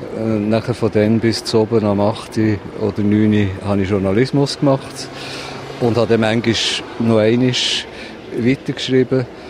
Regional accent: Solothurn, Switzerland; moved away as an adult; also born or lived in Bern; now in Berlin, Germany; Solothurn, das ist meine Heimatstadt

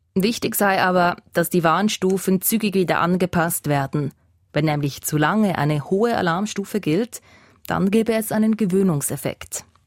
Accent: Switzerland; bei uns in der Schweiz

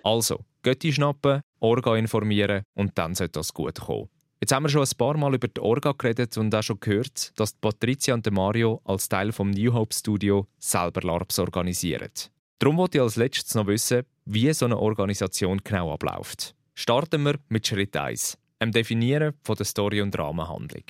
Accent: Switzerland; bei uns in der Schweiz

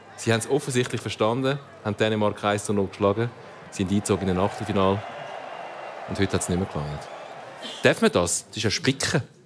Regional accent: Italy; Ich bin Italiener

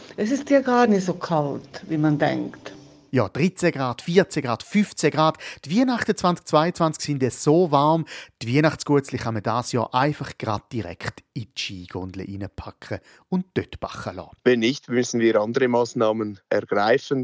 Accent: Switzerland; bei uns in der Schweiz

